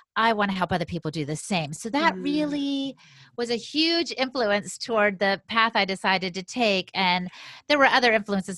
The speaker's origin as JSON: {"language": "English", "country": "United States", "tie": "born or raised there", "said": "I've got 100% Latina blood, you know, but I'm American by birth and by the way they raised me"}